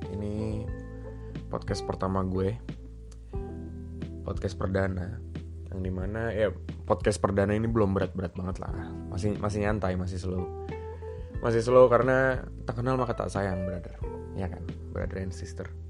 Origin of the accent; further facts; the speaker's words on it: Jakarta, Indonesia; born there; And then gue lahir di Jakarta tanggal 16 Desember 1992.